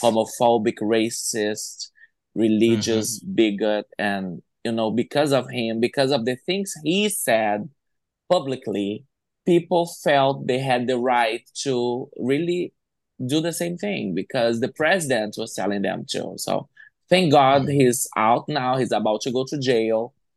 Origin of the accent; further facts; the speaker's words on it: Brazil; some people, they don't know that Brazil don't speak Spanish. Mm-hmm. We speak yeah. Portuguese. So a lot of people don't even consider us as, as part of the Latin community